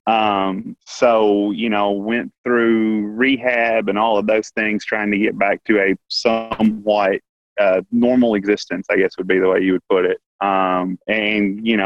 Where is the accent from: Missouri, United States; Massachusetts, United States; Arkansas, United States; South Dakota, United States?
Arkansas, United States; Paragould; So I was born and raised in Paragould, Arkansas, only child